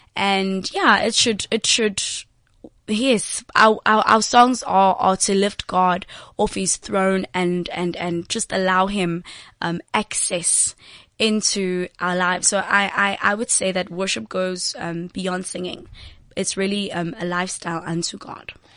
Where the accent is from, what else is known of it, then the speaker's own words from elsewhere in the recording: Johannesburg, Gauteng, South Africa; I'm actually from um, Eldorado Park